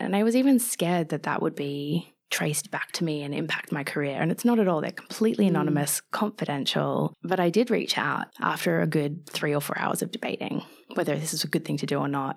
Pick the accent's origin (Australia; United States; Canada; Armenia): Australia; moved away as an adult; also born or lived in London; I'm Australian, living away from home.